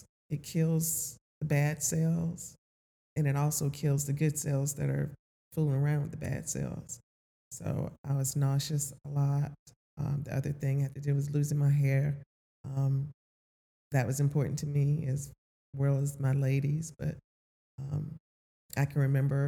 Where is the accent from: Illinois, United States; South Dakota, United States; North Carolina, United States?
North Carolina, United States; moved away as an adult; I'm not from this area. I'm from North Carolina, okay. But I lived here for 24 years